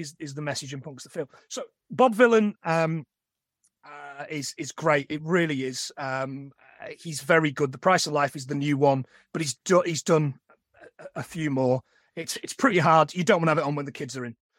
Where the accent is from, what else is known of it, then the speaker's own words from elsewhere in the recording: East Midlands, United Kingdom; now in Carlisle, United Kingdom; I'm from the East Midlands, I don't bang on about it a lot, but I am. I'm not from the North, and I'm not from the South